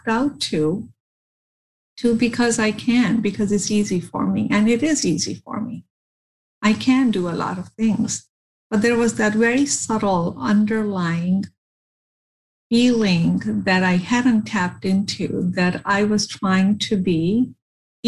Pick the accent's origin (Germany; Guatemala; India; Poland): India; growing up in India